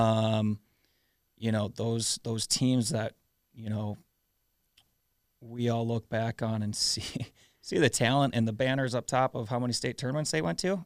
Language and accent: English; South St. Paul, Minnesota, United States; growing up in South Saint Paul